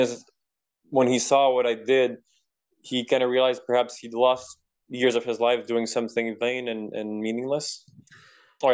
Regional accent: Quebec, Canada; first language French; English is a second language; I'm from Quebec. We speak the same language

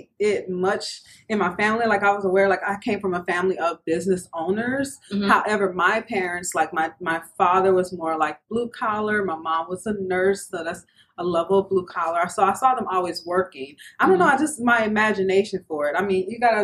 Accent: New Orleans, Louisiana, United States; I'm originally from New Orleans, Louisiana

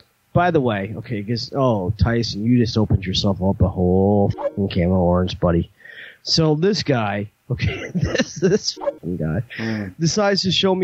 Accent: Kingsburg, New Jersey, United States; Jay Muse is from Kingsburg, which is my hometown.

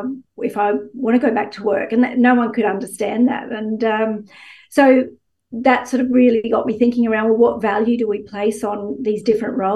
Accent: Gladstone, Queensland, Australia; moved away; I grew up in Gladstone

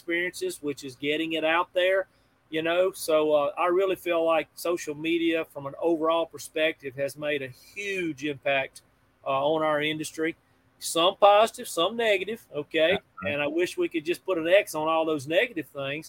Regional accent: Pearl, United States; I'm a kid from Pearl

